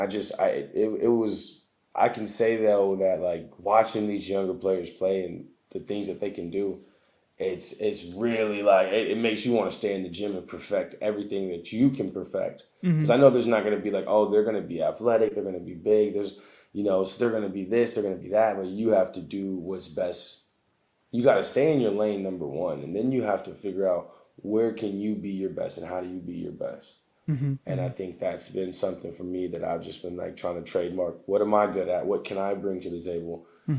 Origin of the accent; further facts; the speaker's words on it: United States; So right now I currently play for the Portuguese national team. So as an American with our USA team being so stacked